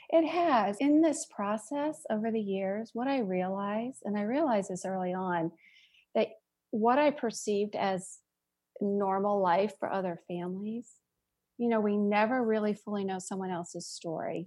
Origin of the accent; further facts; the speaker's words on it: Sharon, Pennsylvania, United States; I grew up in a small town in Western Pennsylvania called Sharon, Pennsylvania